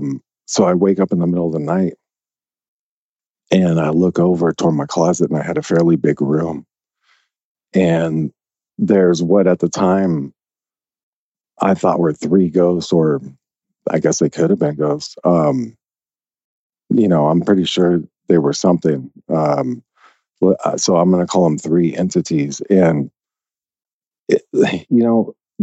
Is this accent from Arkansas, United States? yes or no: yes; Little Rock, Arkansas, United States; I was born in Little Rock, Arkansas. And if anyone knows anything about Little Rock, you know, I lived in West Little Rock.